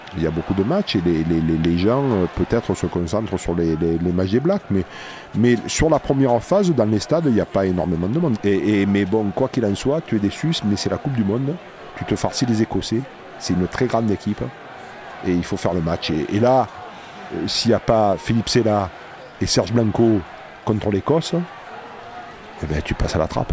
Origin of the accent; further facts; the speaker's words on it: La Valette-du-Var, Provence-Alpes-Côte d'Azur, France; dans ma famille, euh, je suis de la Valette